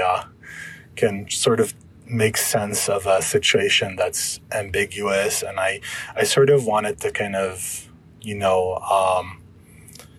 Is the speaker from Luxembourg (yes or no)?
no; Lebanon; moved away; I'm originally from Lebanon.